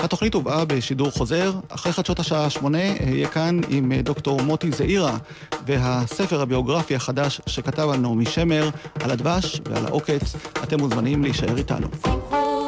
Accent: near Degania Bet, Northern District, Israel; בדגניה ב', לא רחוק מהמקום שבו אני נולדתי

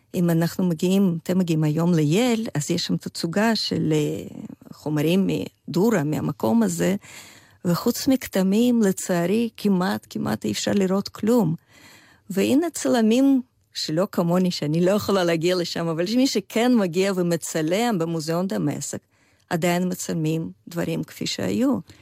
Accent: Vladimir, Vladimir Oblast, Russia; Hebrew is a second language; moved away as an adult; also born or lived in Chisinau, Moldova; now in Israel; אני באה מעיר אה, ולדימיר, שזאת בירת של אחת הממלכות המוקדמות אה, רוסיות

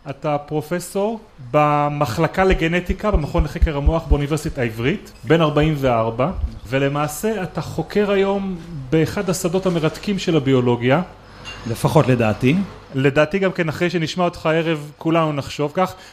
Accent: Rehovot, Central District, Israel; אני גדלתי ברחובות.

